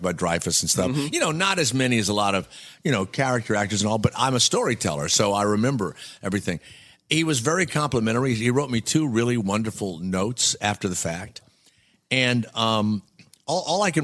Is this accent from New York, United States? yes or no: no; New Orleans, Louisiana, United States; I'm from New Orleans